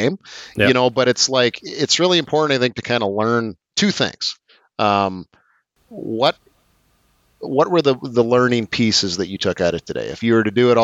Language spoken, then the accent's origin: English; Eastern Qu'Appelle, Saskatchewan, Canada; As a kid, I grew up in the Eastern Coppell, so I fished Round Lake a ton as a kid.